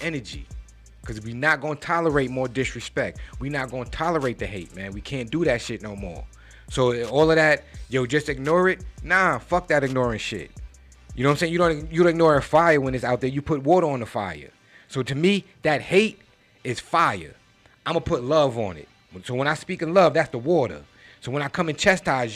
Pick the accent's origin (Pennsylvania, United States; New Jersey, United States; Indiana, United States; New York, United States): New York, United States; I'm from New York. All right? I'm from the town where we talk big shit